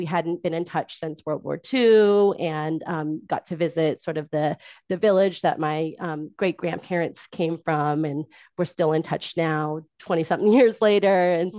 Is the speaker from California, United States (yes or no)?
yes; Orinda, California, United States; now in Oakland, United States; And I was born in Oakland, and I was raised in Orinda, a nearby suburb.